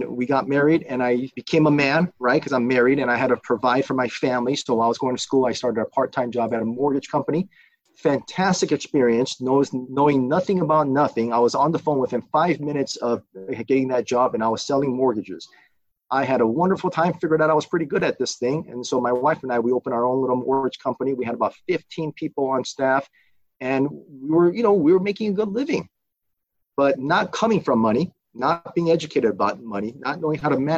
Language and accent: English; Burbank, California, United States; also born or lived in South Korea; Came here in 1984, 1985, and I grew up in Burbank